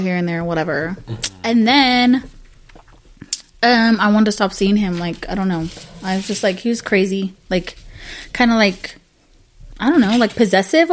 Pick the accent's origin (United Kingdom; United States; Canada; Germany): United States; Salinas, California; also born or lived in Castroville, California; I grew up in Salinas